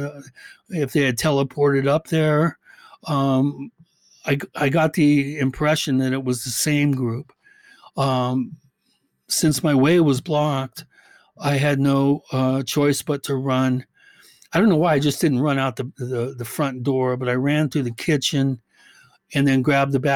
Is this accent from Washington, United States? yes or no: yes; Medina, Washington, United States; also born or lived in Bellevue, Washington; I grew up in Medina, which is probably one of the most, you know, hoity-toity elite areas, residential areas in the country